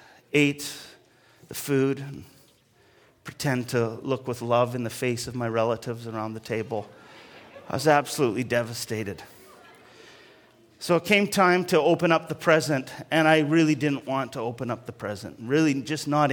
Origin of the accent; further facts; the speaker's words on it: Alberta, Canada; I was growing up in Alberta, and so there was lots of snow